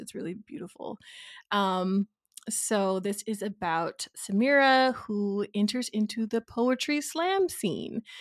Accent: Nashville, Tennessee, United States; I grew up in Nashville

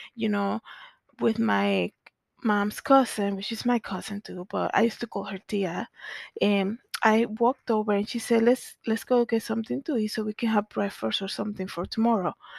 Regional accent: Santo Domingo, Distrito Nacional, Dominican Republic; growing up in Zona Colonial in the Dominican Republic

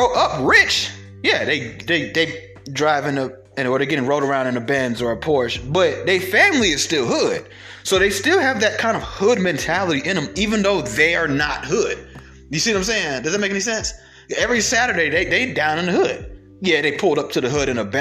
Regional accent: Atlanta, Georgia, United States; I'm being from Atlanta

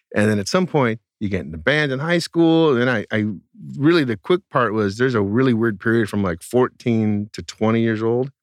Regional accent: outside the Bay Area, California, United States; the town I grew up in outside the Bay Area was not in the Bay Area

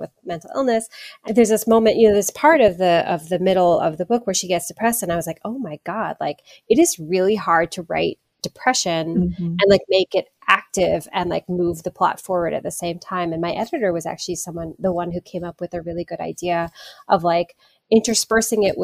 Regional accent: Hawaii, United States; growing up in Hawaii

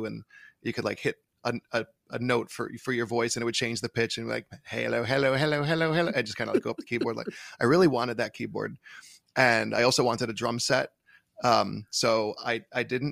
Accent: Port Jefferson Station, New York, United States; I'm from Port Jefferson Station, so my high school is Comsawag

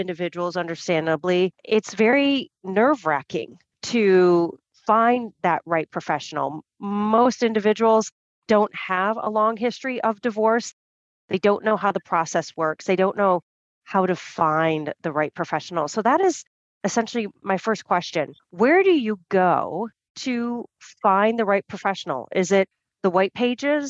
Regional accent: United States; I'm American

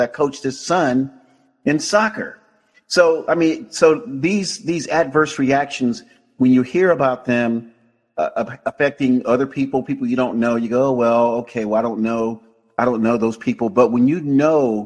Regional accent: Florida, United States; now in California, United States; my home state.

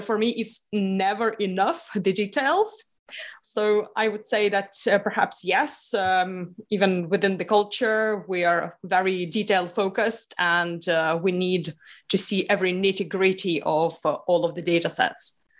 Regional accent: Lithuania; I grew up in Lithuania, okay. which is on the east part of uh, the Europe.

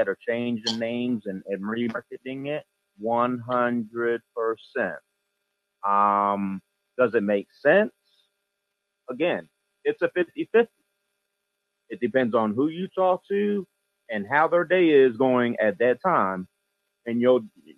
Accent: Chicago, Illinois, United States; I'm from Southside Chicago

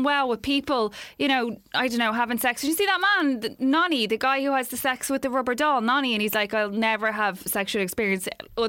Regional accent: Dublin, Leinster, Ireland; now in Seoul, South Korea; I'm actually from Dublin, but I'm studying in Korea in Seoul at the moment and love the podcast.

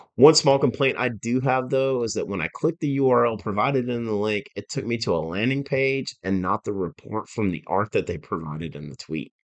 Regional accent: Georgia, United States; my home state of Georgia

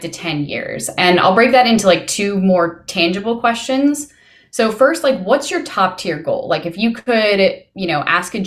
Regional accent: Houston, Texas, United States; I'm from Houston

